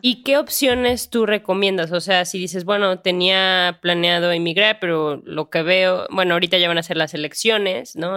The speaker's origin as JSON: {"language": "Spanish", "region": "Guanajuato", "country": "Mexico", "said": "yo también que soy de Guanajuato"}